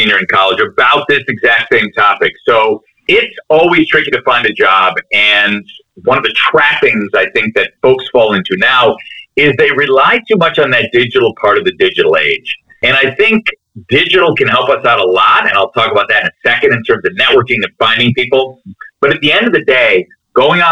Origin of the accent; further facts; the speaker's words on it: Chicago, Illinois, United States; also born or lived in Connecticut; I'm from Chicago. I'm from the suburbs of Chicago